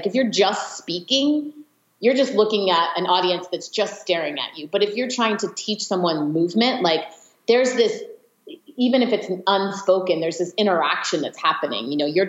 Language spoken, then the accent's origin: English; California, United States; In the Bay Area.